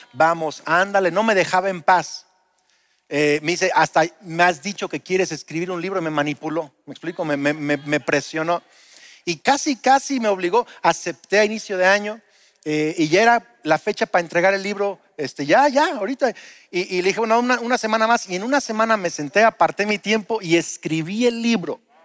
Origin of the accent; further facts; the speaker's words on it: Lázaro Cárdenas, Michoacán, Mexico; also born or lived in Uruapan; En el setenta y siete nos mudamos de Uruapan, yo era un bebé a Lázaro Cárdenas